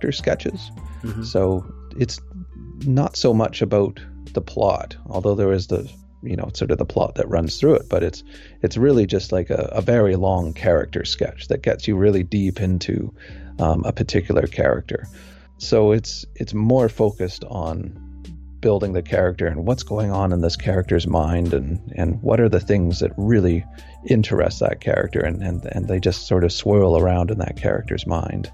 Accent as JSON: {"language": "English", "country": "Canada", "said": "I'm a Canadian"}